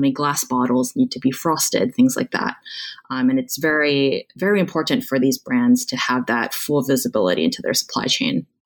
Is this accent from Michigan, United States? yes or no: no; Honolulu, Hawaii, United States; moved away as an adult; also born or lived in Stanford, California; I was born and raised in Honolulu, Hawaii